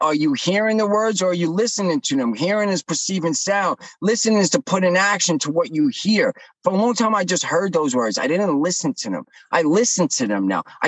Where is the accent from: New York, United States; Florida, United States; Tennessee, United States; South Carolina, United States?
New York, United States; I'm from New York